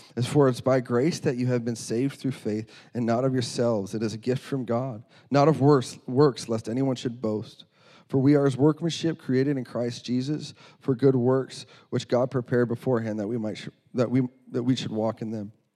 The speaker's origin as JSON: {"language": "English", "region": "North Dakota", "country": "United States", "moved": "as an adult", "lives_now": "Iowa, United States", "said": "I'm from North Dakota"}